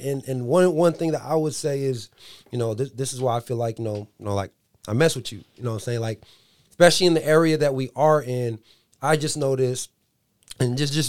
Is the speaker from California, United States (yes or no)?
yes; San Diego, California, United States; now in Northern California, United States; I'm from Southern California, I'm from San Diego. So when I came here, we moved out here